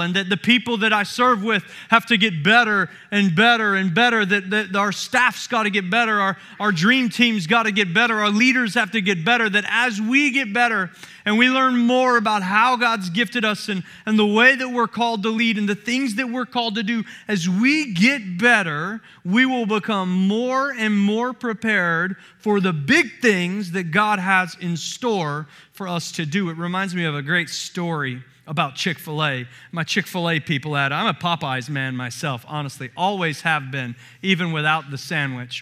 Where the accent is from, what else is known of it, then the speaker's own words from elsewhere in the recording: Summerville, South Carolina, United States; moved away; I grew up in the Southeast and in the Bible Belt, in the deep Bible Belt of Somerville, South Carolina